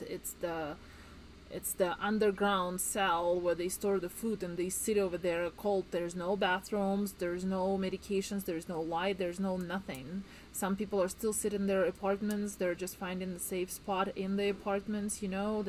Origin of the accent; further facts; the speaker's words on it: Kharkiv, Kharkiv Oblast, Ukraine; moved away as an adult; now in Estes Park, United States; I'm from Kharkiv, Ukraine